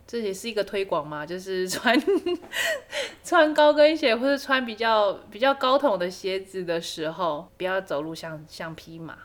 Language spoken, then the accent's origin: Chinese; Taiwan; 我觉得中国的综艺节目对于我们台湾人的侵略是真的蛮大的。